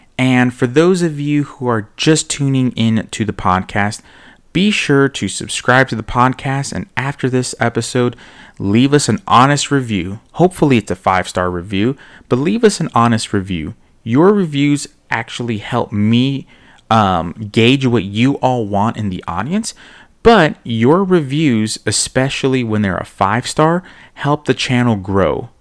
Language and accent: English; Miami, Florida, United States; now in Charlotte, United States; being Cuban, growing up in Miami